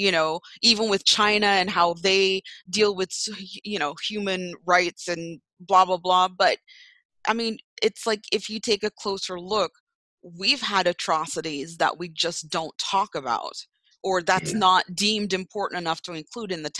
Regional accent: Jamaica; now in United States; growing up in Jamaica

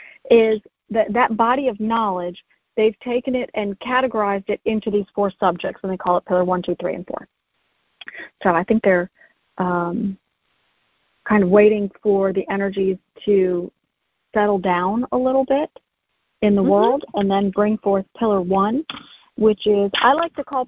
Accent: United States; I'm from United States

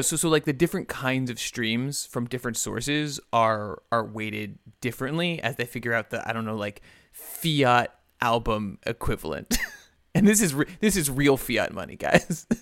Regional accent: New Rochelle, New York, United States; my hometown of, of, of, uh, New Rochelle

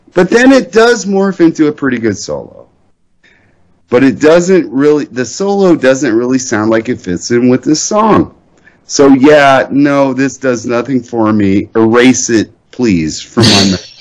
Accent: Ohio, United States; also born or lived in Indiana; I'm an Ohio twat.

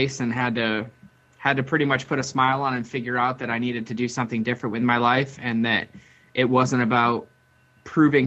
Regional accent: Boston, Massachusetts, United States; most of my life, I grew up in Boston, Massachusetts

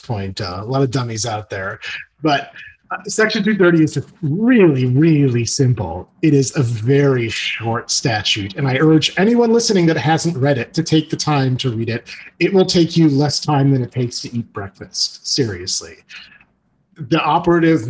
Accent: Skokie, Illinois, United States; I grew up in Skokie, Illinois

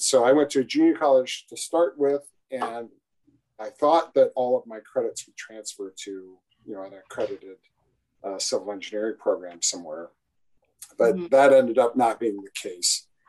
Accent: Iowa, United States; growing up in Iowa

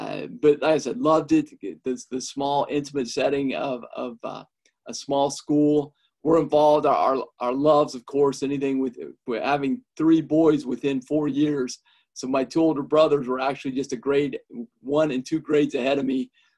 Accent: Friend, United States; Sure. Loved it. The one thing, my dad's a retired farmer, and so grew up on a farm and being involved in a small school.

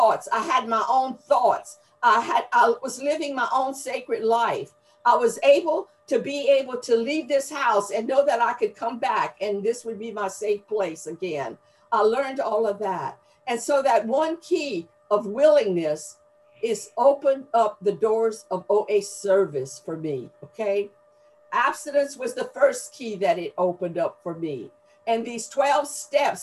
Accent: Gonzales, Louisiana, United States; accent: Southern drawl; now in Houma, United States; I was born in a town of Gonzales, Louisiana, which is a Cajun community

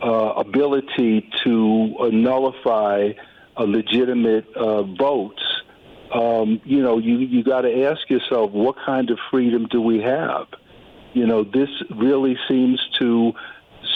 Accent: United States; I'm a black American, but I'm still rooted in cultural norms and traditions going back to the Caribbean

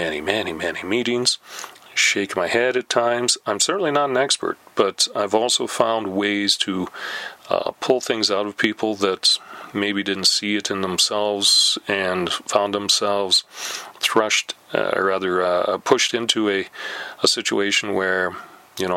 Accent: Canada; We're Canadian

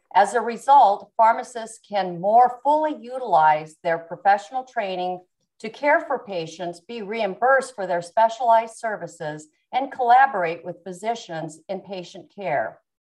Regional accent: Yuma, Arizona, United States; also born or lived in Tucson, Arizona / Mexico; I was born in Yuma, Arizona. I was brought up um, in a family that were big cattle ranchers

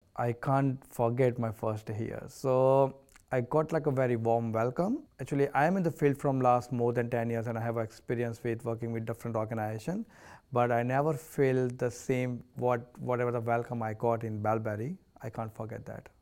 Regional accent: India; now in Australia; I'm coming from the India, Indian, uh, culture

